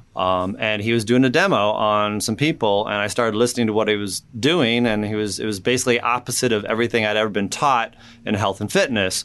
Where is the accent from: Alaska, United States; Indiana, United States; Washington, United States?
Indiana, United States; also born or lived in California; I grew up in Indiana, but before that, I was in California for a couple years